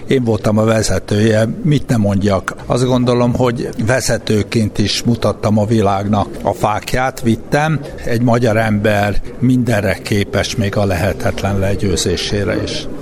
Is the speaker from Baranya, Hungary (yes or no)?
no; Szombathely, Vas, Hungary; also born or lived in Sárvár; a legbüszkébb a vasiságomra vagyok, hogy Sárváron születtem, hogy 9 évet szombathelyen éltem, és ott alapoztam meg a személyiségemet